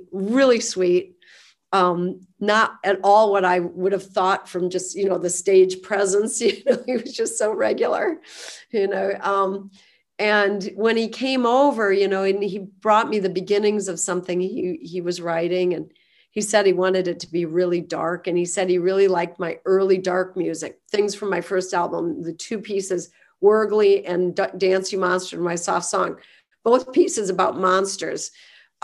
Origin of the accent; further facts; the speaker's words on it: United States; we grew up in Cottonwood County.